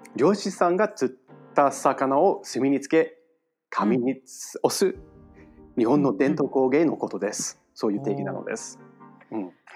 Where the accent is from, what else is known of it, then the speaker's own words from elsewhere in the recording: New York City, New York, United States; Japanese is a second language; 僕はニューヨークで生まれ育ったミュージシャン